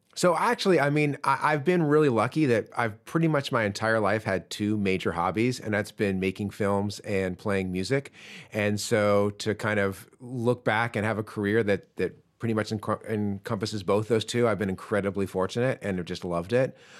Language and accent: English; Chapel Hill, North Carolina, United States; moved away; also born or lived in Ireland; I grew up in Chapel Hill, which is where U N C is